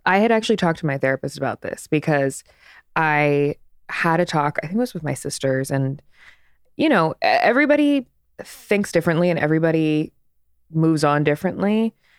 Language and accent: English; East Coast, United States; now in Los Angeles, United States; I'm from the East Coast